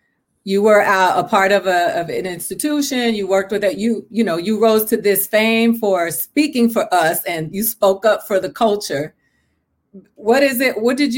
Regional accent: Puerto Rico; also born or lived in Dominican Republic; No, I come from Puerto Rico and the Dominican Republic, where anti-Blackness and racism

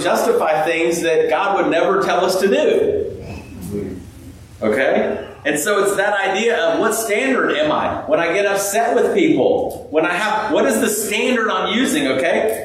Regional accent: California, United States; now in Clemson, United States; I grew up out in California

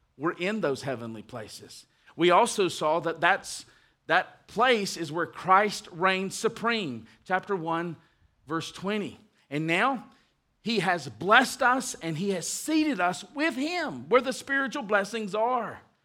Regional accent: United States; we are American citizens, and we love the United States

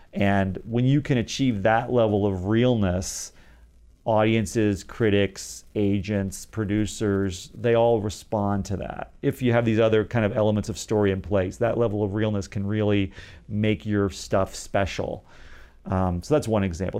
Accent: Dayton, Ohio, United States; moved away as an adult; also born or lived in Los Angeles; from Dayton, Ohio, where I was from

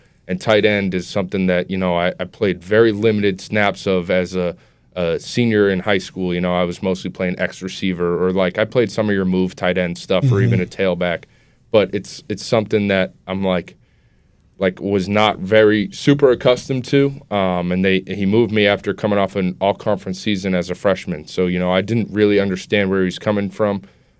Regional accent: Wilmington, United States; I was born and lived my entire life so far in Wilmington.

